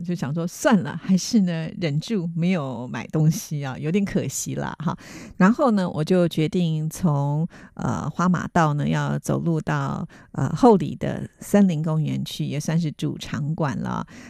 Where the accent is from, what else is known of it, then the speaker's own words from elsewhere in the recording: Taipei, Taiwan; 其实是从小就在大直长大的小孩